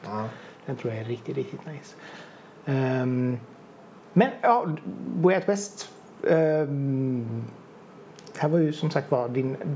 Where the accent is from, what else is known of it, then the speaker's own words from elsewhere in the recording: Enköping, Uppsala County, Sweden; also born or lived in Stockholm; Jag kommer från Enköping.